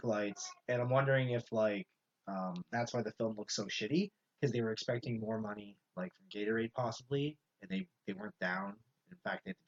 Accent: Canada

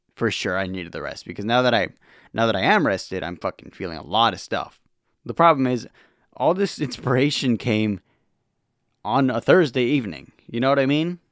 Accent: Los Angeles, California, United States; I'm from Los Angeles

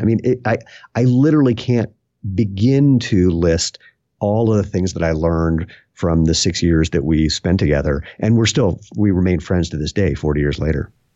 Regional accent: Bethesda, Maryland, United States; also born or lived in Washington, D.C.; now in Broomfield, Colorado, United States; I was born in Washington, D C, and grew up right outside of that in Bethesda, Maryland.

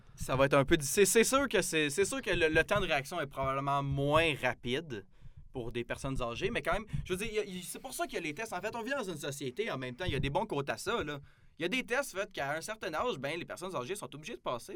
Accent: Saint-Jean-sur-Richelieu, Quebec, Canada; moved away as an adult; now in Jonquière, Canada; je viens de Saint-Jean-sur-Richelieu. Euh, un petit endroit proche de Montréal. Donc, euh, ben, moi, je suis venu ici pour mes études.

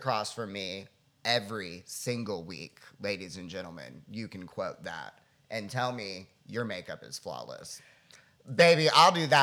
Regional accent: South Florida, United States; I was born and raised in the South Florida trailer park

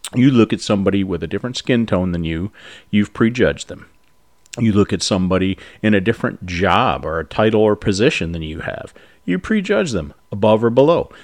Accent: United States; as Americans

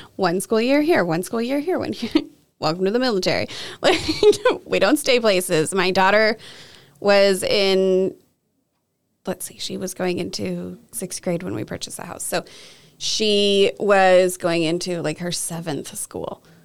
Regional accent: Kelso, Washington, United States; I grew up mostly here in Kelso, Washington

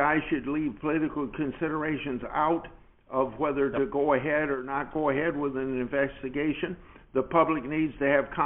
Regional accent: New Hartford, Iowa, United States; I live within 4 miles of the farmhouse I was born in 88 years ago

